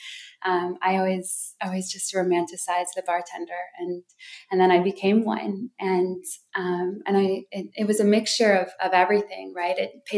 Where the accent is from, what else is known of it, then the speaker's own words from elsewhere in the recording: Wisconsin Dells, Wisconsin, United States; also born or lived in Hawaii; I grew up, well, my parents were missionaries. So our home base was between Wisconsin Dells and Hawaii.